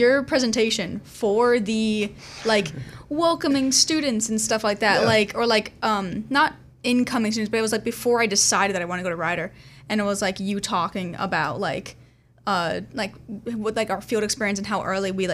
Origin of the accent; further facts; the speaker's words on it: Ringoes, New Jersey, United States; I'm from Ringo's, New Jersey, but I always just say Flemington